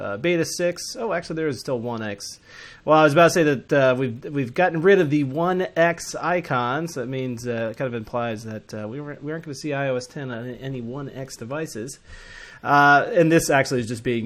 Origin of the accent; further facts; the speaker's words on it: Atlanta, Georgia, United States; I'm from Atlanta